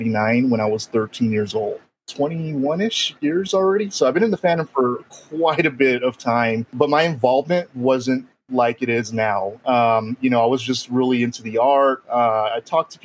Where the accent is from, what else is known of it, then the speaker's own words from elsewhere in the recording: El Paso, Texas, United States; I was born and raised here in El Paso, so I'm back home where I grew up.